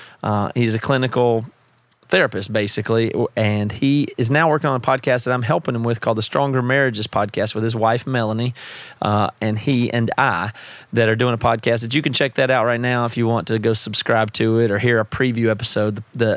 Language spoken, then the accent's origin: English; South Carolina, United States; Seth and I grew up together in South Carolina.